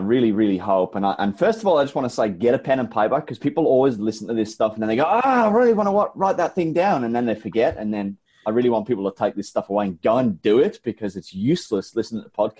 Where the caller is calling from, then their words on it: Brisbane, Queensland, Australia; I'm calling in from Brisbane, Australia. It is the middle of summer here and it is hot.